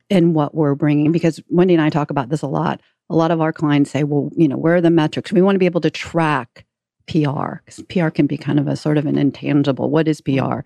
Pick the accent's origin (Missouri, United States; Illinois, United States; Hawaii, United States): Missouri, United States; St. Louis; out of Saint Louis, which is my hometown